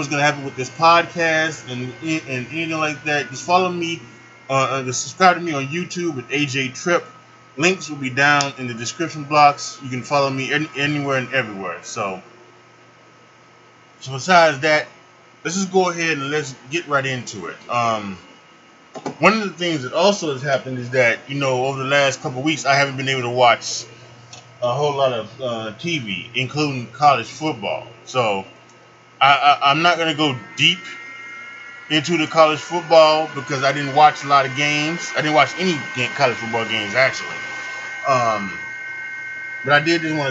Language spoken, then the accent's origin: English; Chicago, Illinois, United States; also born or lived in Charlotte, North Carolina; now in Chicago, United States; leaving the city that I love and the city that I grew up in Chicago, and I'm going to be coming back home. I'm going to Charlotte to live with my mother and my stepfather.